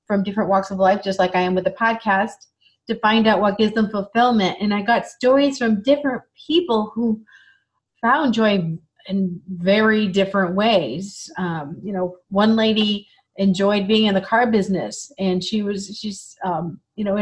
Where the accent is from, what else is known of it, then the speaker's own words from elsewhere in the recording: Michigan, United States; moved away; also born or lived in Chicago; I grew up in Michigan